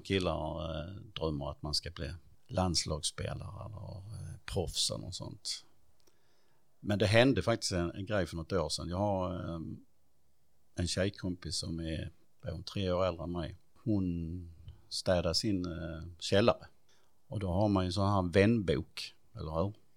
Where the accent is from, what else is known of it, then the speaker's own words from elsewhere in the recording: Stidsvig, Skåne, Sweden; also born or lived in Perstorp / Klippan / Hässleholm; flyttade vi till Stittvi